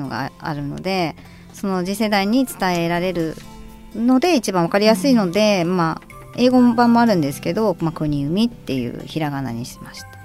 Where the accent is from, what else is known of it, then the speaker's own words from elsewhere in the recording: Awaji Island, Hyogo, Japan; moved away; もちろん自分が生まれた故郷なので